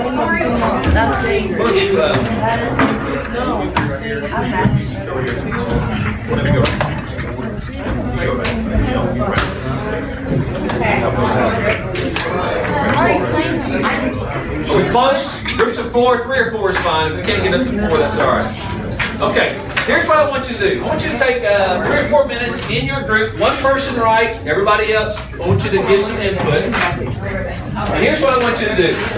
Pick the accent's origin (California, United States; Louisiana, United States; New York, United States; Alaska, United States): Louisiana, United States; moved away; for the better part of my life, I was educated, if you can call it that, in Louisiana